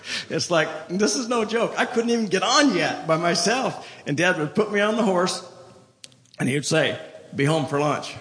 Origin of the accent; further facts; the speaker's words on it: Colorado, United States; moved away; also born or lived in India / Tulsa, Oklahoma; I'm from Colorado